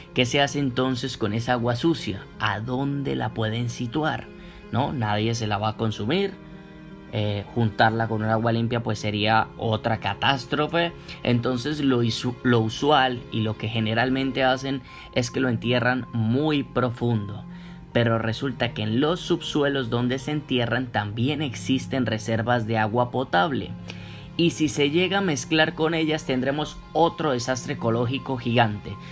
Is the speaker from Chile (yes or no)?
no; Colombia; nosotros somos colombianos